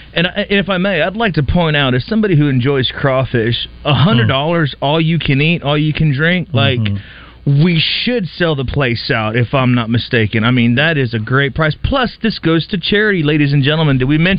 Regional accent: San Antonio, Texas, United States; now in Little Rock, United States; I'm a transplant from San Antonio. Didn't know anybody here when I first moved to Little Rock

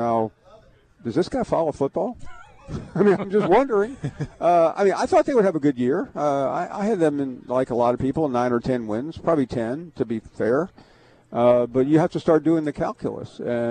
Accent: Memphis, Tennessee, United States; moved away; I grew up in Memphis, and I'm not just saying this because I'm in Arkansas

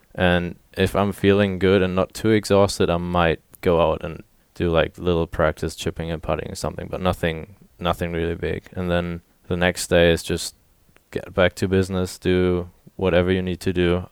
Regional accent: Germany; moved away as an adult; now in Little Rock, United States; showed him around my, my hometown

